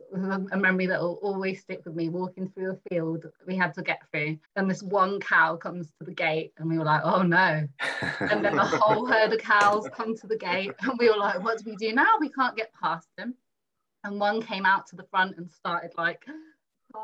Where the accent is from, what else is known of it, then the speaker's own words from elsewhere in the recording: London, United Kingdom; I grew up in Brixton, South London, concrete jungle